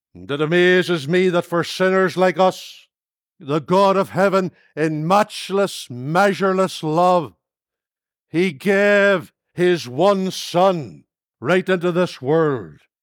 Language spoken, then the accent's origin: English; Northern Ireland, United Kingdom; now in Lurgan, United Kingdom; Come from Northern Ireland